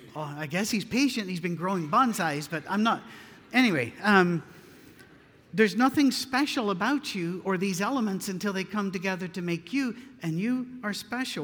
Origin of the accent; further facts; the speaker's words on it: Scotland, United Kingdom; I'm Scottish.